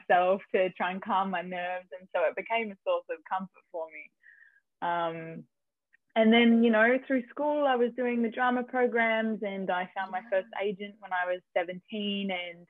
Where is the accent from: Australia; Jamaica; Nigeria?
Australia; Melbourne, Victoria; now in Los Angeles, United States; I'm an actress from Melbourne, Australia. I live in LA these days, but I'm bouncing between Canada and the US at the moment.